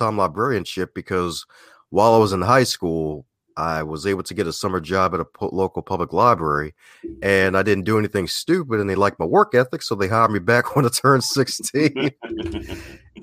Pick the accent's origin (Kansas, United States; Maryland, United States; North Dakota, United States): Maryland, United States; Baltimore; Baltimore, Maryland, the land of charm, crime, and crabs